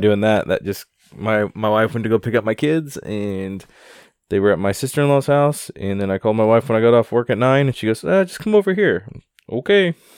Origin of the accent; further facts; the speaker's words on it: Wichita, Kansas, United States; my hometown